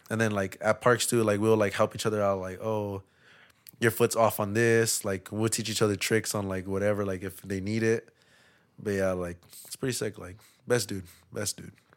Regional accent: Los Angeles, California, United States; also born or lived in Lynwood, California; I grew up in East L

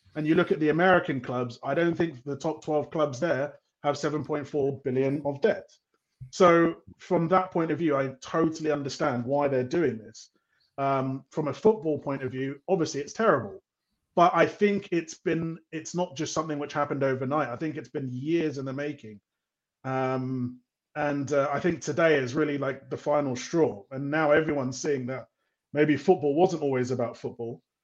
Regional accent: London, United Kingdom; moved away as an adult; also born or lived in Europe / Africa; obviously I'm from London, but I lived in Europe for several years, and I lived in Africa for for five years

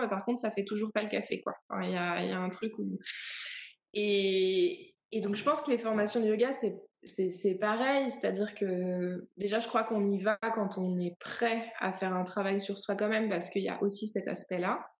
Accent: Paris region, near Melun, Île-de-France, France; moved away as an adult; J'ai grandi en région parisienne, donc euh, longtemps, quand on me demandait, on me dit alors, t'as grandi où Je dis ah bah, voilà, à côté de Melun

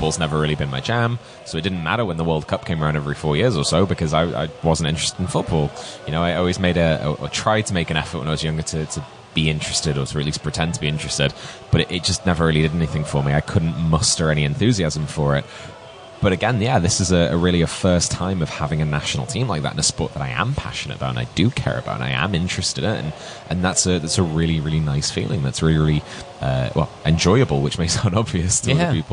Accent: United Kingdom; particularly as a British person

